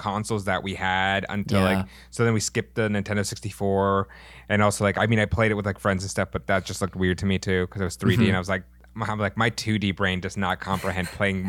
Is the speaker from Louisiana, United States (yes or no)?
no; Issaquah, Washington, United States; It was called Illusions. It was in Issaquah, Washington